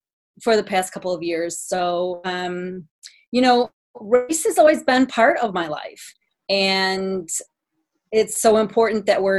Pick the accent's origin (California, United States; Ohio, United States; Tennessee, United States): Ohio, United States; small town; moved away as an adult; also born or lived in Detroit, Michigan; I was born in Detroit during the struggle for civil rights. Grew up in small town Ohio, graduated from small town Ohio, did my undergrad and my master's back in Detroit.